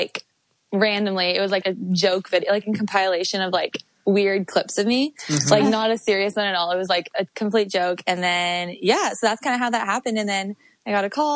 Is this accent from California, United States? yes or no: yes; Carlsbad, California, United States; I'm from San Diego. So Carlsbad, which is like North County, San Diego